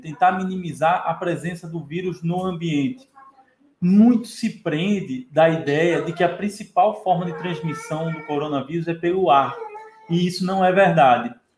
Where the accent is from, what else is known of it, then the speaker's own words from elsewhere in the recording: Brazil; como bom brasileiro